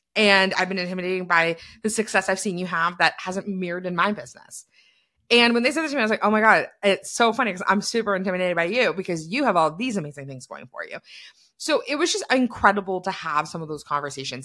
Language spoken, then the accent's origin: English; Canada; being a Canadian